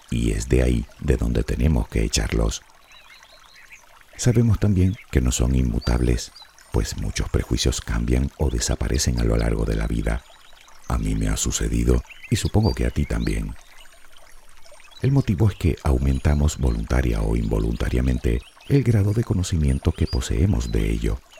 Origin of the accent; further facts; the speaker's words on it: Spain; Y te lo digo yo que soy español y ni duermo la siesta ni sé bailar sevillanas.